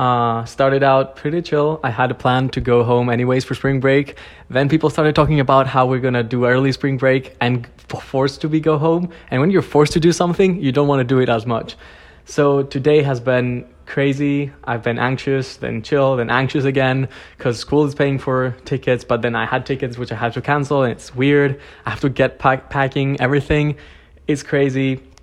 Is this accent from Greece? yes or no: yes; Greece; moved away as an adult; I'm from Greece, I'm class of 2023